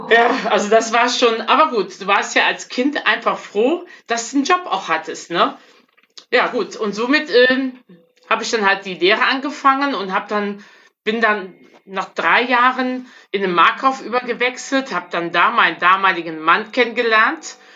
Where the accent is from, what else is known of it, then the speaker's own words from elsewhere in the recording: Bergheim, North Rhine-Westphalia, Germany; also born or lived in Frechen; Wie gesagt, ich komme aus ähm, äh, Bergheim bei Köln. Bin in, in frechen geboren und eigentlich in einer Großfamilie groß geworden.